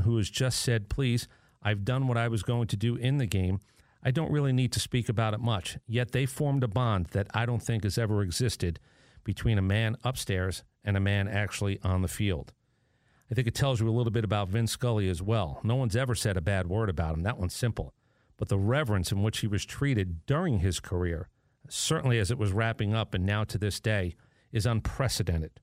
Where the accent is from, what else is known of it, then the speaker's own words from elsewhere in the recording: New York City, New York, United States; I was born there.